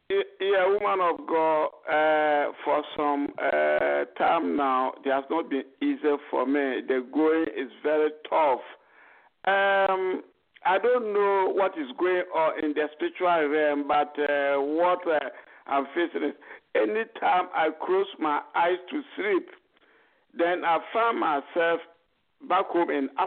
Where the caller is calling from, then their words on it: United Kingdom; I'm calling from United Kingdom.